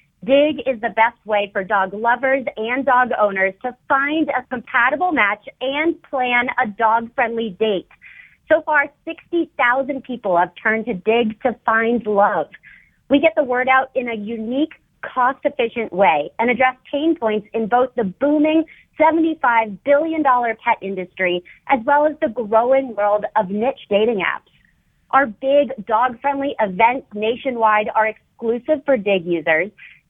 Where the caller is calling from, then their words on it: New Orleans, Louisiana, United States; I'm calling from New Orleans.